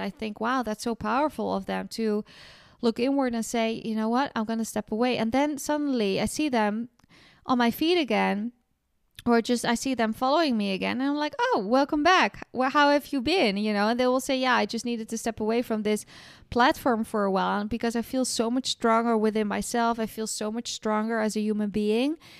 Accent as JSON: {"language": "English", "town": "Amsterdam", "region": "North Holland", "country": "Netherlands", "tie": "born or raised there", "moved": "yes", "lives_now": "south of France", "said": "in Holland, my hometown in Amsterdam"}